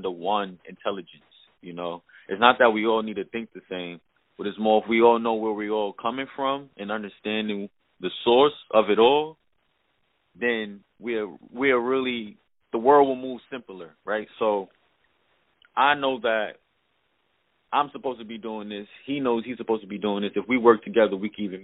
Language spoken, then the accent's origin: English; New York City, New York, United States; also born or lived in Queensbridge, New York; now in Cape Coral, United States; I was born in Queensbridge, and then I moved to Brooklyn, Flatbush. I lived there for the rest of my time until I moved to Florida.